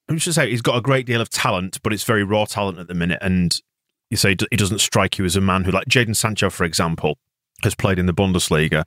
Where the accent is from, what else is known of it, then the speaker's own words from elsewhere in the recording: England, United Kingdom; I'm English